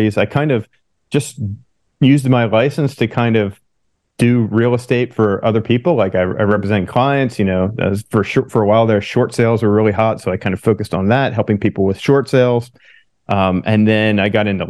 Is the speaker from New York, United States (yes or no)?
no; Pennsylvania, United States; moved away as an adult; also born or lived in California; now in San Diego, United States; I'm from Pennsylvania originally, so I'm from kind of the whole other end of the U.S. But, you know, I grew up there and went to college there